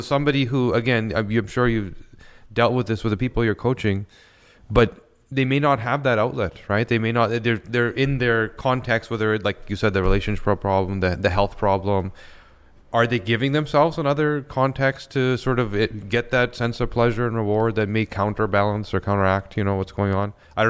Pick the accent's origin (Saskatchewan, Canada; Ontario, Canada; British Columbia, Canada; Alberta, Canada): British Columbia, Canada; Vancouver; So I grew up in BC in Vancouver, mm-hmm, and I love skiing.